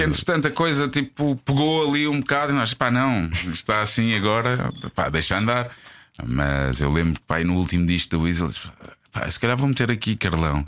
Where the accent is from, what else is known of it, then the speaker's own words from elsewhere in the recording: Portugal; nós, enquanto Tugas